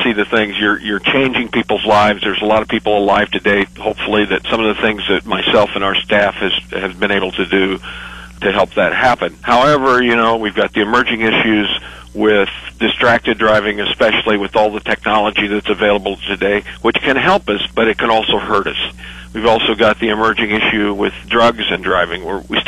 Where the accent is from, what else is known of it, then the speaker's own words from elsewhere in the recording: DeWitt, Nebraska, United States; I'm originally from DeWitt, Nebraska